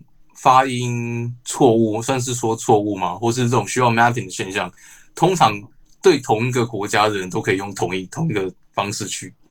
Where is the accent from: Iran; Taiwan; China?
Taiwan; 毕竟我们都是台湾人，在台湾公司工作。